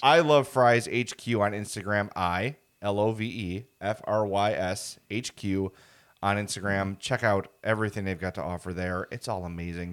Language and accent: English; Chicago, Illinois, United States; born and raised on the South Side